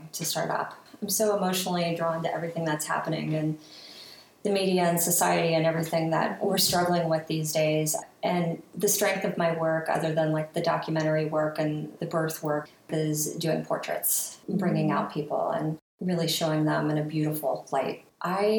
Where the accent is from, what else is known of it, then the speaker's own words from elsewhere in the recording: Ohio, United States; now in New York City, United States; I'm from Ohio originally, been in New York City for 22 years though